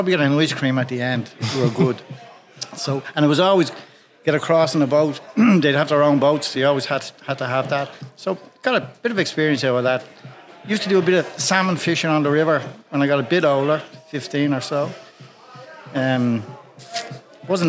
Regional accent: Dublin, Leinster, Ireland; also born or lived in East Wall, Dublin; born and reared in Ringsend, so close to the docks

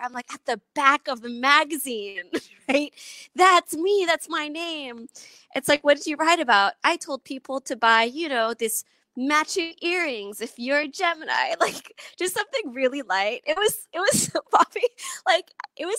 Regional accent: Philippines; also born or lived in Long Beach, California, United States; I was born in Long Beach, California, and I moved to the Philippines when I was young.

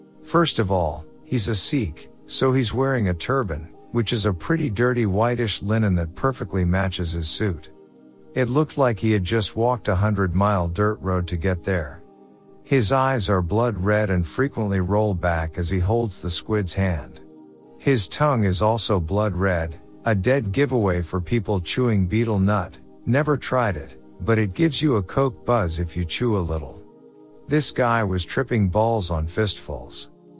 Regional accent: Michigan, United States; I'm from Michigan. I say that only to emphasize that basically I couldn't be much further from home unless I went to the moon.

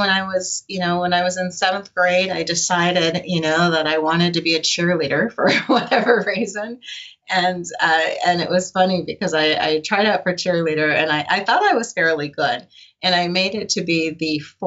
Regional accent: Albuquerque, New Mexico, United States; also born or lived in Oakland, California; my mother moved me to Albuquerque, New Mexico, of all places. And from there, you know, I went to high school in Albuquerque

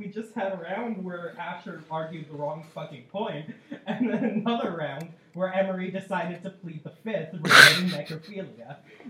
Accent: Quebec, Canada; we're from Quebec

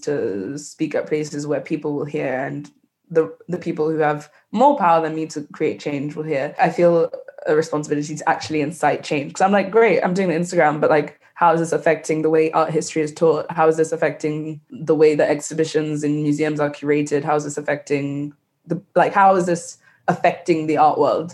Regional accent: Nigeria; growing up in West Africa

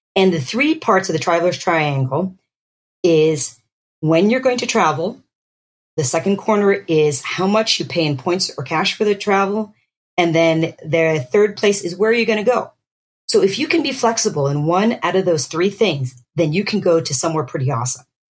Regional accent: Pennsylvania, United States; also born or lived in Boston, Massachusetts; I grew up in Pennsylvania. I was born in Boston, and uh, my parents were from the Philippines originally

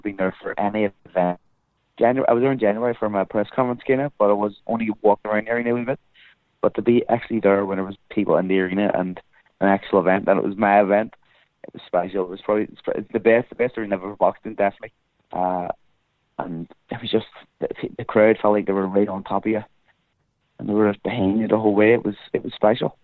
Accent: Ireland; as Irish people

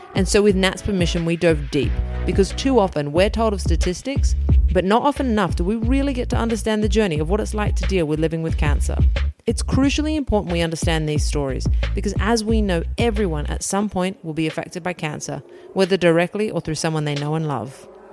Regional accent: Australia; Growing up in Australia

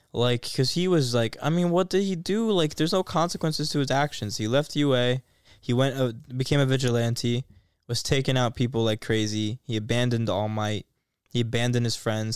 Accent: United States; I'm American

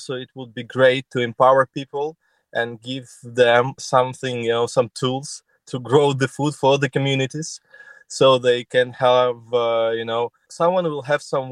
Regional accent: Kyiv, Ukraine; I'm from Kyiv

